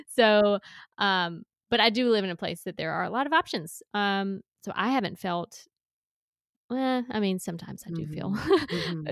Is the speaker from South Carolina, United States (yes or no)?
yes; South Carolina, United States; I grew up in a small town in South Carolina